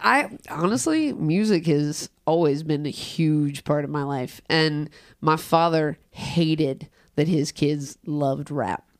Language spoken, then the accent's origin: English; Cincinnati, Ohio, United States; I grew up in Price Hill, but I also grew up in South Fairmount